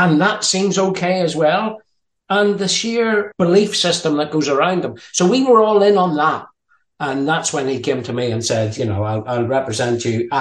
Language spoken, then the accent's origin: English; Ireland; also born or lived in Denmark; being Irish